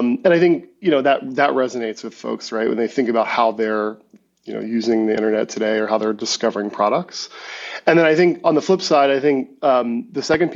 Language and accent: English; United States; also born or lived in Maryland; I was born outside Washington, D.C.